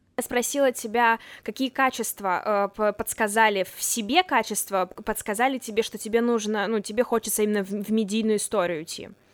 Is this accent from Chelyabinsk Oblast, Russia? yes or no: yes; Chelyabinsk, Chelyabinsk Oblast, Russia; moved away as an adult; now in Moscow, Russia; Я из Челябинска, но уже год живу, учусь в Москве на журналистике в Вышке